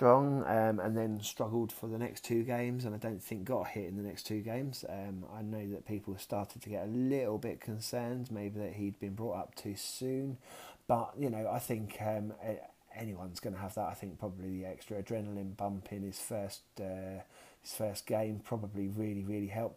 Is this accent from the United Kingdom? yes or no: yes; south of England, United Kingdom; accent: southern; also born or lived in Kent; I'm definitely a southerner, sort of more nearer to London. Not necessarily a Cockney either